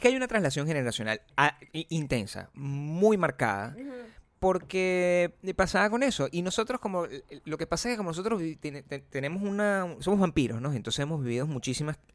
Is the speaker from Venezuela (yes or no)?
yes; Caracas, Capital District, Venezuela; moved away; existía en mi país, Venezuela, hace cuando yo era joven